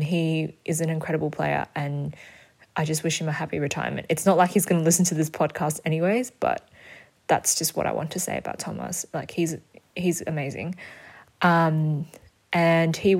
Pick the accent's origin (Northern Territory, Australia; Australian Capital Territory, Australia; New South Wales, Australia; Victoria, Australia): Victoria, Australia; Melbourne; I was born and raised in Melbourne and I have lived here for all my life.